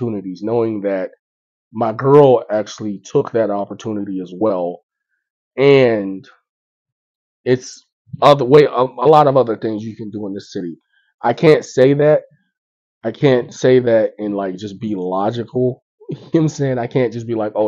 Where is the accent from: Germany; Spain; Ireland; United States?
United States; Pittsburgh, Pennsylvania; also born or lived in Tampa, Florida; I grew up in Pittsburgh. I was born in Tampa, but I moved here when I was 6 and I left when I was 17